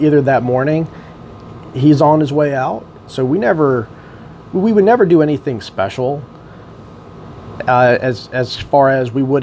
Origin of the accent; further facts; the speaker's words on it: Lorton, Virginia, United States; I grew up here in Lorton. I went to Hayfield High School